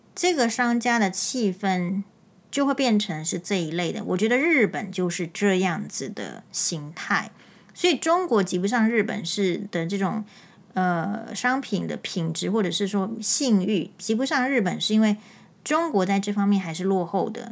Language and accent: Chinese; Taiwan; 我是台湾人